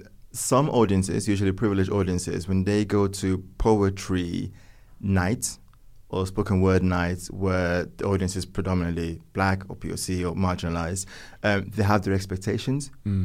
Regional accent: northern Italy, Italy; I was born and raised in Northern Italy, where everything around me was poetry, literature, architecture, the arts.

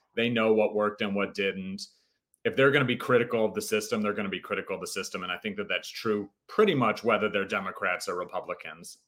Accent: Hinsdale, Illinois, United States; now in Los Angeles, United States; My um, my parents moved to a town called Hinsdale, which is a suburb of Chicago, um, right before I was born

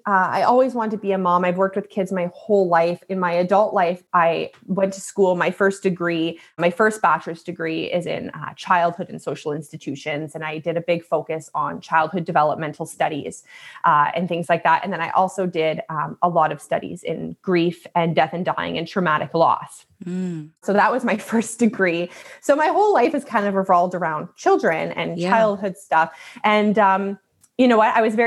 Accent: Alberta, Canada; born there; now in Ontario, Canada; So I was born out in Alberta in Canada. I live in Ontario now.

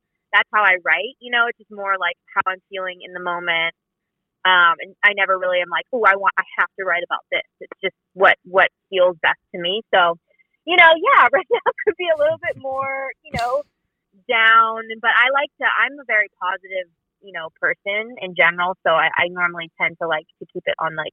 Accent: New Jersey, United States; now in Los Angeles, United States; I'm literally currently in South Jersey, New Jersey, where I grew up

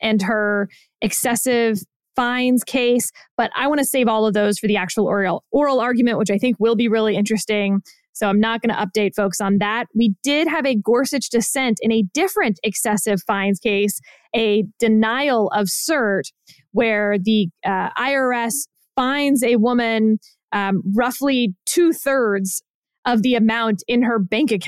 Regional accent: Houston, Texas, United States; accent: Texan; moved away as an adult; also born or lived in Boston; being from exactly Houston, Texas

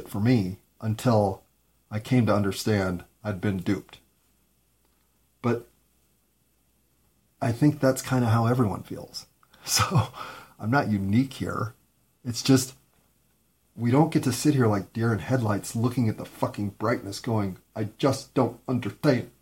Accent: United States; I'm an American

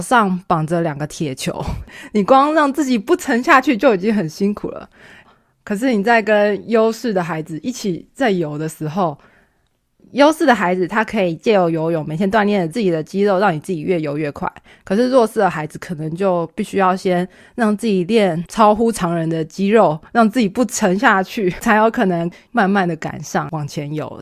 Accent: Taiwan; 我们小孩子 在台湾这个环境下长大，我们说中文不会有任何口音

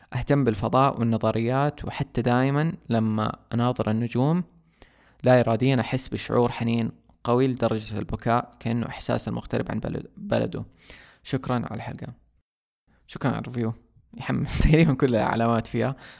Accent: Saudi Arabia; عندنا في السعودية

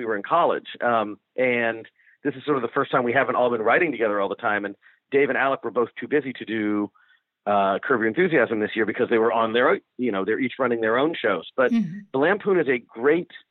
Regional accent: Ohio, United States; moved away as an adult; I'm from Ohio

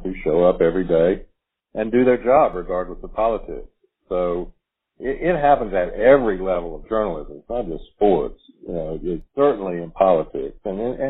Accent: Alabama, United States; also born or lived in Tuscaloosa, Alabama / Huntsville, Alabama; I was born in Druid City Hospital in Tuscaloosa, Alabama. I went to the University of Alabama. I did move away. I graduated from high school in Huntsville, but came back to the university.

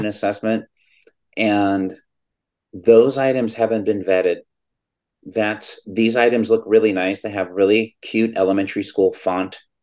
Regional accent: California, United States; California, my home state

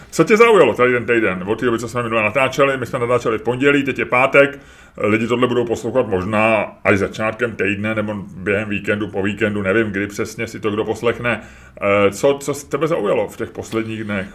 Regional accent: Prague, Czechia; v osmi, deseti letech, kdy u nás v Holešovicích se tehdy natáčelo

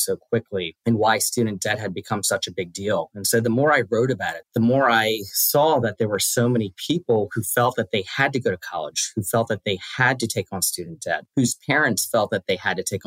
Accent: Washington, District of Columbia, United States; I grew up in Washington, D.C., or just outside of D.C., raised by my mom

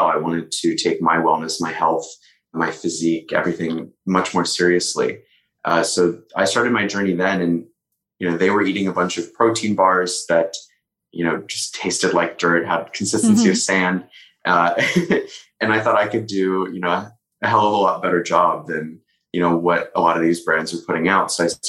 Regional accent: Frederick County, Maryland, United States; now in Los Angeles, United States; I'm from rural Maryland originally. So for anyone from the DMV, I'm from Frederick County.

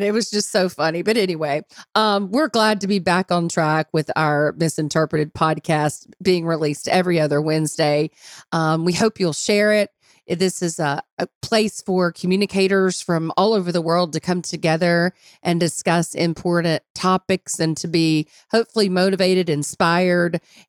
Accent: United States; we're American.

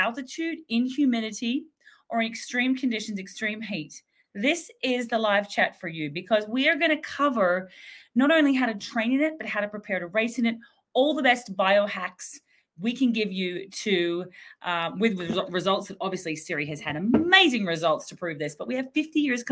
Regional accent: Australia; Being Aussie

